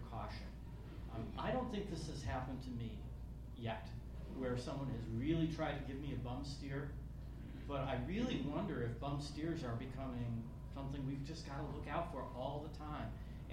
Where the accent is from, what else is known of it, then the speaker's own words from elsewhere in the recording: rural Pennsylvania, United States; moved away; I come from a town of 2,000 people in rural Pennsylvania. A lot of people in my hometown still support Donald Trump very, very strongly.